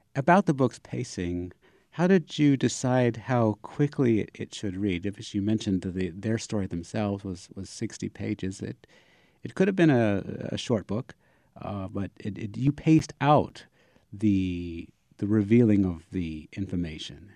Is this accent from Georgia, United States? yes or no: yes; Savannah, Georgia, United States; I'm from Savannah